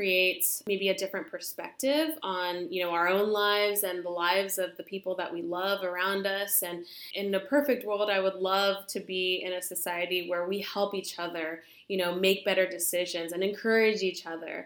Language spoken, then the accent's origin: English; California, United States; I am from California